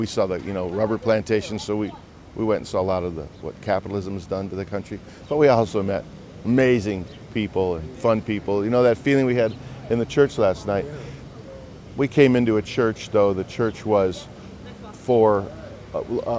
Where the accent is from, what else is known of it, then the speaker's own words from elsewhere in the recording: Chicago, Illinois, United States; my suburban mm-hmm. Chicago roots.